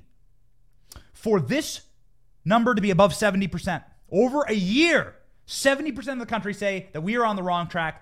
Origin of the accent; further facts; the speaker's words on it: Iowa, United States; moved away; I was raised in Iowa. I went to the University of Iowa. I love the fact that I grew up in the Midwest